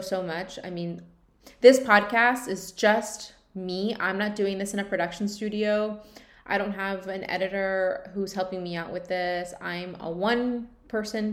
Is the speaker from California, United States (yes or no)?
yes; California, United States; moved away; we're both from California